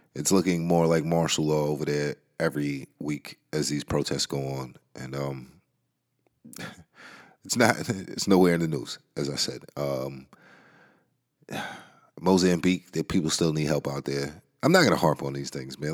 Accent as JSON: {"language": "English", "region": "New York", "country": "United States", "tie": "born or raised there", "said": "New York, man. Um, that's my home city, man. I'm in New York State. That's my hometown"}